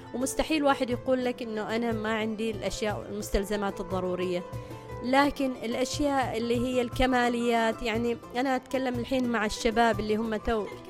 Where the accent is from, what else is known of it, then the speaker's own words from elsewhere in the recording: Oman; انا مثلا انا عماني